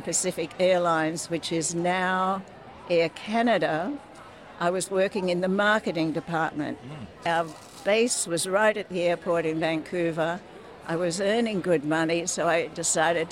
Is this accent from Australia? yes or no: yes; Sydney, New South Wales, Australia; born or raised there; also born or lived in Coffs Harbour, New South Wales